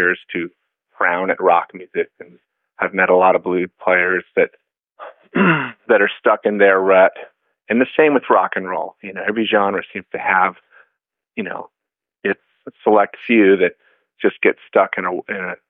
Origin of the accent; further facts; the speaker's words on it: Alameda, California, United States; I grew up in a small town called Alameda, which is about 12 minutes away from San Francisco